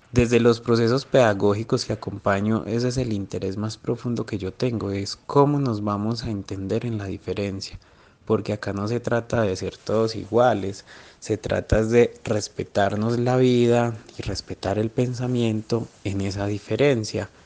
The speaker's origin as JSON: {"language": "Spanish", "town": "Rionegro", "region": "Antioquia", "country": "Colombia", "tie": "born or raised there", "also_born_or_lived": "Medellín", "said": "Yo nací en Medellín, pero crecí en zona rural de Río Negro, Antioquia"}